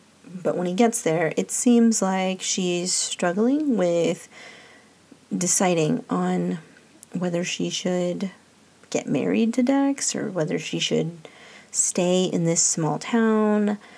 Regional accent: Los Angeles, California, United States; moved away; I grew up in Los Angeles, but have since left and have always been happier in medium to small size towns.

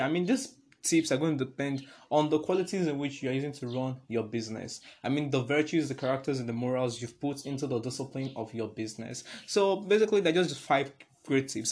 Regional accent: Nigeria; I'm a Nigerian

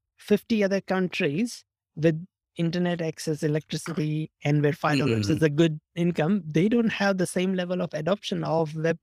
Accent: India; I'm originally from India, I have friends in India

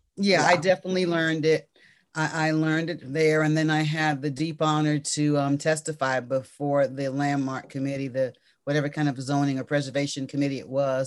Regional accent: Washington, District of Columbia, United States; I'm a native Washingtonian.

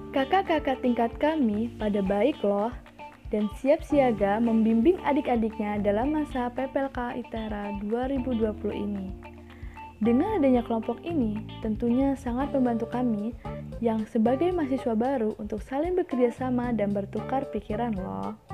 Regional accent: Tulang Bawang, Lampung, Indonesia; dari Prodi Matematika dan asal gue dari Tulang Bawang Lampung.

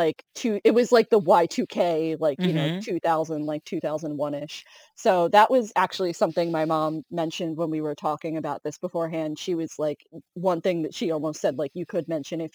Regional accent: West Islip, New York, United States; I'm from West Islip in Long Island

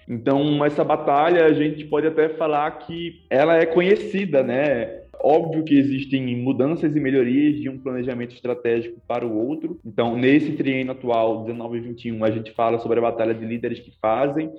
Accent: Recife, Pernambuco, Brazil; Eu venho de Recife, eu curso economia lá na Universidade Federal de Pernambuco

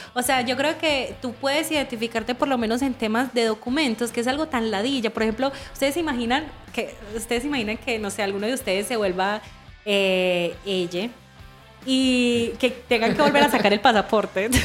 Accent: Medellín, Antioquia, Colombia; moved away as an adult; also born or lived in Barcelona, Spain; now in Chile; yo soy de Medellín

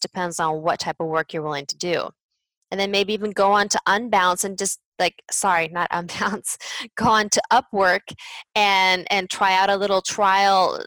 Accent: United States; moved away as an adult; also born or lived in Spain / France; As an American

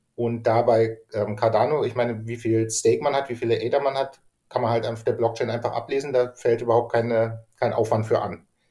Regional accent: Germany; ich bin halt Deutscher.

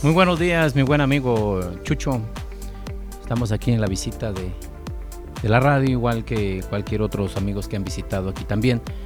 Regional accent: Puebla, Mexico; soy de originariamente del municipio de Cachoacán, Puebla. Eh, prácticamente, pues desde niño andamos por acá

